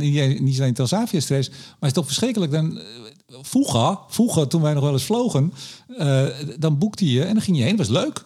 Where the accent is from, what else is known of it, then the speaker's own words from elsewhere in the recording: Amsterdam, North Holland, Netherlands; ik kom uit Amsterdam. Amsterdamse humor